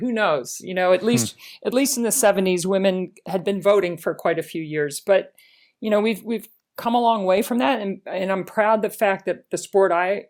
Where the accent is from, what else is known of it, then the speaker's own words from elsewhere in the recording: Baltimore, Maryland, United States; Yes. I was a July 4th baby born at Johns Hopkins Hospital in 1962. … my parents, and Baltimore is still a big part of who I am.